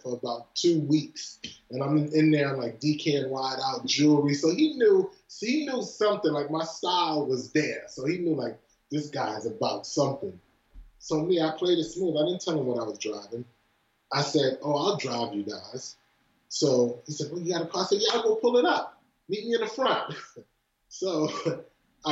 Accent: New York City, New York, United States; also born or lived in Flatbush; I'm from Brooklyn.

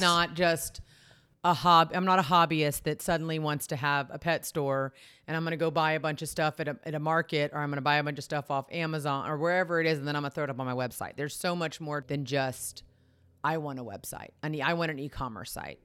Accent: Texas, United States; I grew up in Texas

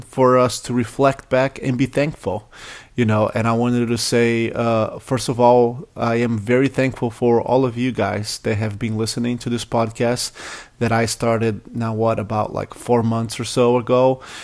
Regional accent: Brazil; now in United States; I grew up in Brazil

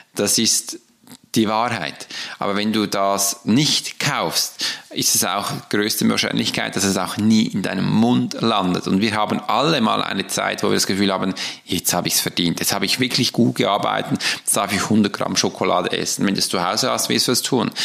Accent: Switzerland; Weil ich hab's ja gelernt als Schweizer, dass wir am Morgen Brot essen.

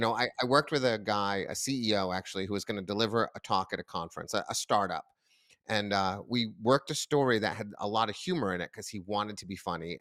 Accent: near Boston, Massachusetts, United States; grew up near Boston

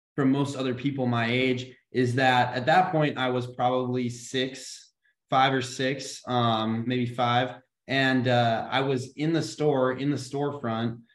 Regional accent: Grand Forks, North Dakota, United States; moved away as an adult; also born or lived in Washington, D.C.; we're originally from Grand Forks, North Dakota.

